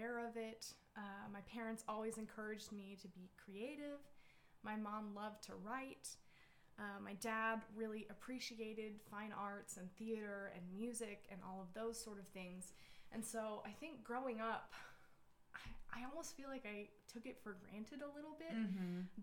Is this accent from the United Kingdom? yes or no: no; Alaska, United States; also born or lived in Utah / Kodiak, Alaska / Kenai, Alaska; now in Fairbanks, United States; So I was originally born in Utah, but I grew up mostly in Alaska